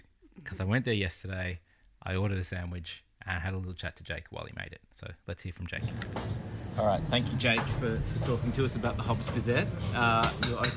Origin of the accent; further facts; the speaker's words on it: Torquay, Victoria, Australia; my hometown of Torquay